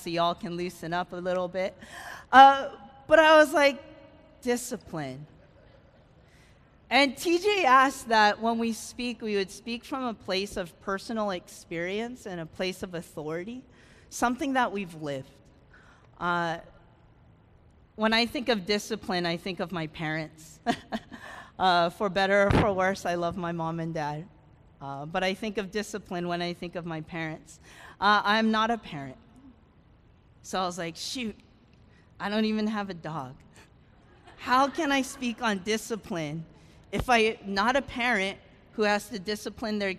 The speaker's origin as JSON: {"language": "English", "region": "California", "country": "United States", "tie": "born or raised there", "moved": "yes", "said": "I grew up in California."}